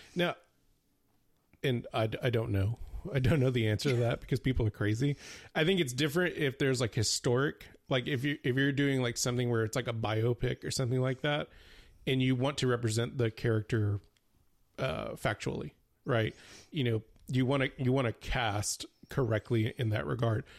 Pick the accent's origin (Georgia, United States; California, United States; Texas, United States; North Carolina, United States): Texas, United States; Houston; we're both of Hispanic, uh, um, origin, uh, but we grew up in the United States. Both of us grew up in Houston